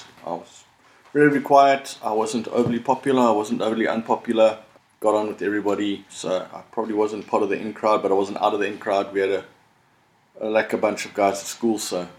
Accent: Durban, KwaZulu-Natal, South Africa; now in Cape Town, South Africa; before that, I was born in Durban and we moved around a lot when I was in primary school. So I call myself a Cape Townian, but I've lived in all the provinces and all over the country

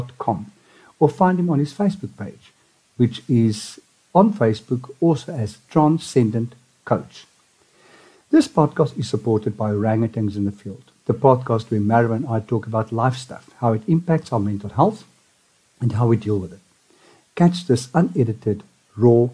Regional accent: Johannesburg, Gauteng, South Africa; I'm from Joburg as well. I grew up in Trier

